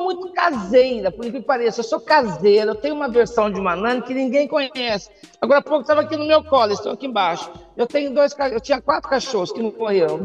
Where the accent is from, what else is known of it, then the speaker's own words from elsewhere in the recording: Poços de Caldas, Minas Gerais, Brazil; also born or lived in Serrinha; quando nós mudamos de Serrinha para Poços, teve um choque social muito grande